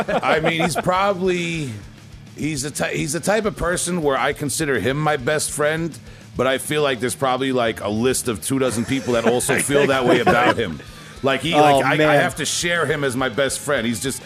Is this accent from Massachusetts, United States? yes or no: no; Long Island, New York, United States; we're from Long Island.